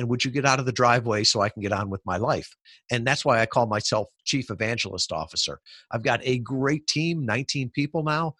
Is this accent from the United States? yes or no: yes; Midwest, United States; I grew up in the Midwest, working class family, and the whole idea of security was to work for a big company, to get a stable job.